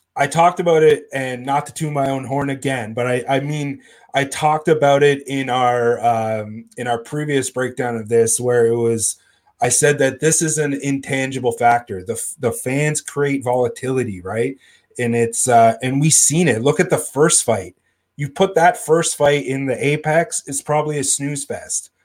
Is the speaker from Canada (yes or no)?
yes; Northern Ontario, Canada; I'm from Northern Ontario